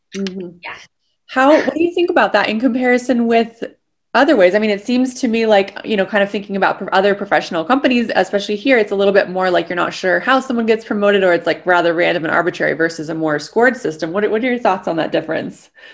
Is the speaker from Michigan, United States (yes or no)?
no; San Diego, California, United States; moved away; also born or lived in New York City; I grew up in San Diego where I started my life and then moved to New York City.